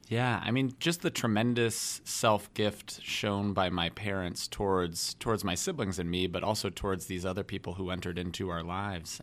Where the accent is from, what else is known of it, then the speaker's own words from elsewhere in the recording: Denver, Colorado, United States; moved away as an adult; I came to Notre Dame from Denver, Colorado